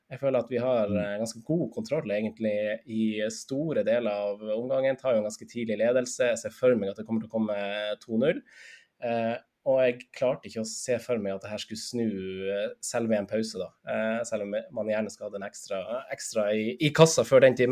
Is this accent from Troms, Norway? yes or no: yes; Finnsnes, Troms, Norway; moved away; jeg er fra Finnsnes, da jeg fortsatt bodde på Finnsnes